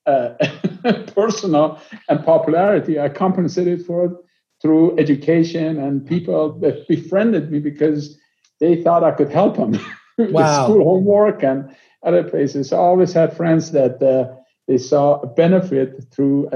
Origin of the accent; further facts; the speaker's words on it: a suburb of Tehran, Tehran Province, Iran; moved away as an adult; now in United States; I'm Iranian. I was born in Iran, a suburb of Tehran.